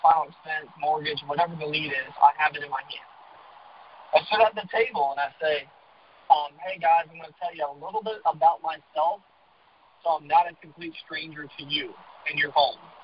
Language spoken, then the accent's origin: English; Charleston, South Carolina, United States; moved away as an adult; also born or lived in Virginia Beach, Virginia / Atlanta, Georgia; being in Charlotte got me closer to my hometown in Charleston, South Carolina